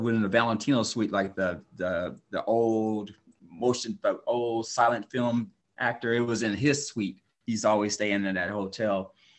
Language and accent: English; Oxnard, California, United States; I grew up in Oxnard, California, went to school in Santa Barbara.